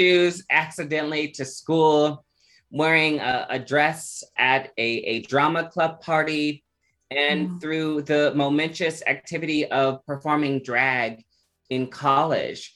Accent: Omaha, Nebraska, United States; growing up in Omaha, Nebraska, I grew up a child who was very resilient

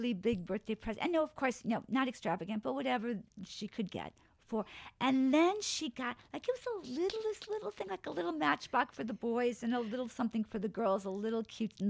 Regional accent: Alaska, United States; also born or lived in Wisconsin; I was born in Alaska.

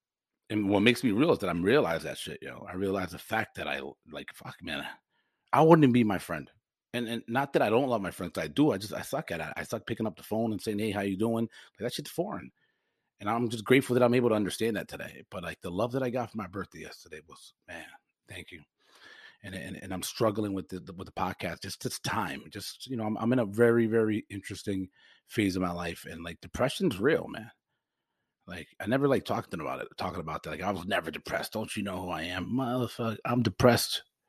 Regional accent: Forest Park, United States; I'm so lucky that I grew up in Forest Park

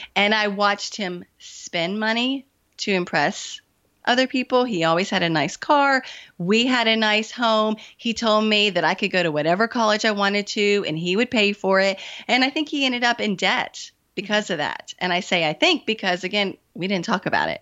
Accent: the South, United States; I am from the South, I still live in the South, and I was raised not to talk about money.

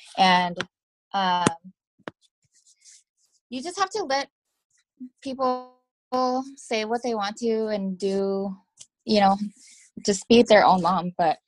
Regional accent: Las Vegas, Nevada, United States; Like, I'm from Vegas, you know, I just don't take crap.

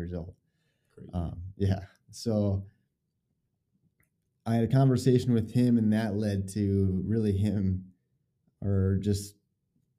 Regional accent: northern Minnesota, United States; moved away; also born or lived in Wisconsin / Moorhead, Minnesota / Florida; I grew up originally in Minnesota, northern Minnesota

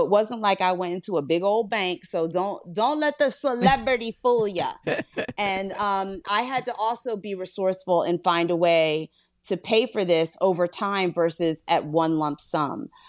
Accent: Philadelphia, Pennsylvania, United States; I'm from Philly

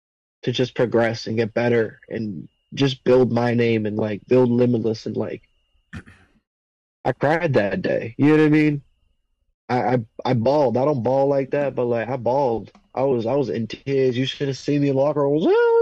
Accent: New England, United States; growing up in New England, bro, I was the person that people would watch and look up their match and laugh at when I was a greenie.

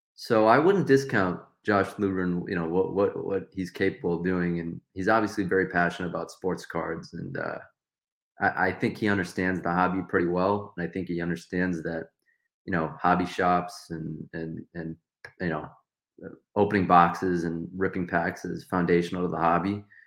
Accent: Detroit area, Michigan, United States; I'm from the Detroit area, forty, forty-five minutes outside of Detroit

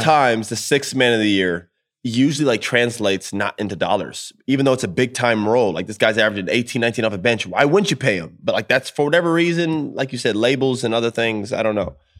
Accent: Orlando, Florida, United States; I'm from Orlando, too.

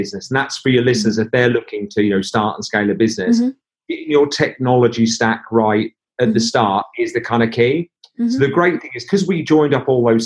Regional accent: Norwich, East of England, United Kingdom; We're people from Norwich

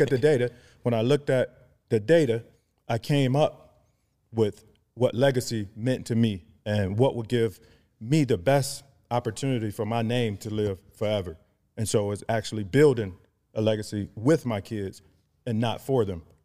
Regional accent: Cleveland, Ohio, United States; also born or lived in Atlanta; born and raised in Cleveland, Ohio

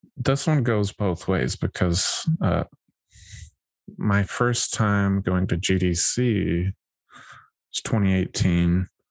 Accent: Wyoming, United States; I grew up in Wyoming

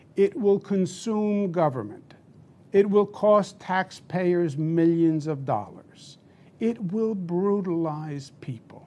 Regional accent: New York, United States; I'm a New, New Yorker, born and bred

